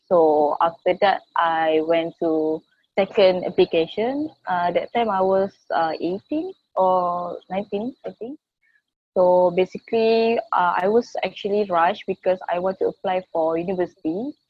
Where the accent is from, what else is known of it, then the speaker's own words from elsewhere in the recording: Malaysia; I'm from Malaysia. I was born in Malaysia.